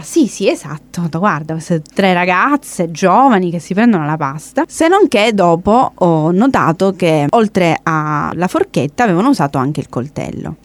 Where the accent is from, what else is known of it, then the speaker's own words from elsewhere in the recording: Italy; in quanto italiana